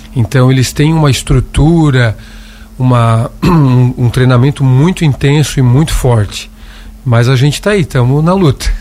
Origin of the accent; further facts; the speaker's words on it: Siderópolis, Santa Catarina, Brazil; also born or lived in Itajaí; now in Lauro Müller, Brazil; sou do município de Siderópolis, moro em Lauro Miller há muito tempo